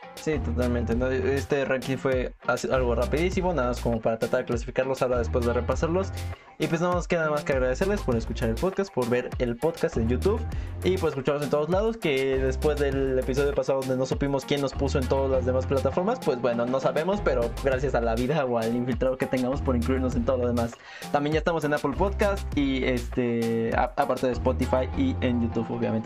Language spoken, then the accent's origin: Spanish; Mexico; como mexicanos